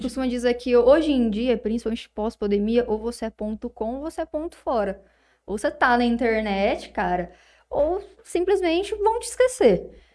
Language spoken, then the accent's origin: Portuguese; Palmeira d'Oeste, São Paulo, Brazil; A gente é lá de Palmeira do Oeste